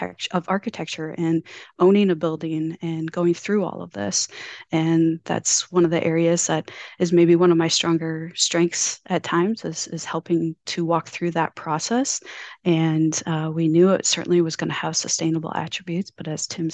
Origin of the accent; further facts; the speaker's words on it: Mankato, Minnesota, United States; moved away as an adult; also born or lived in Fargo, North Dakota; now in Iowa, United States; I grew up in Minnesota. Mankato, Minnesota